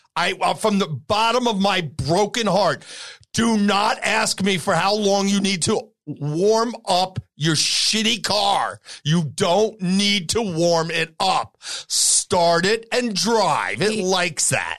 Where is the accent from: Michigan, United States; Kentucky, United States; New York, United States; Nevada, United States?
New York, United States; moved away; I grew up in New York.